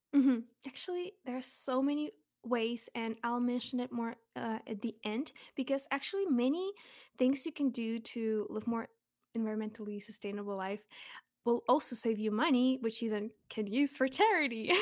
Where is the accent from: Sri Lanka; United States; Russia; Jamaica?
Russia; moved away; I'm from Russia, but I'm actually half Ukrainian